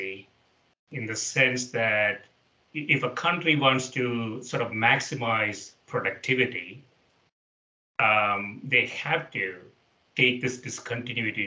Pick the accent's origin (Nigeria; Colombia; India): India; the place that I grew up in India